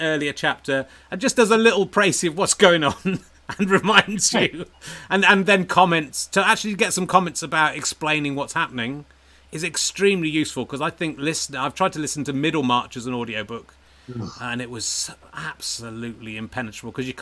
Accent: Dorset, South West England, United Kingdom; it should be Dorset. It's kind of where I grew up

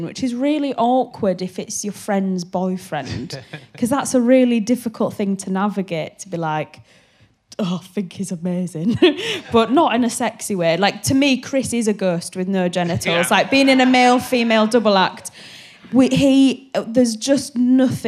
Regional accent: Hull, Yorkshire and the Humber, United Kingdom; moved away as an adult; now in London, United Kingdom; I'm from Hull, I think I was living in Hull at the time

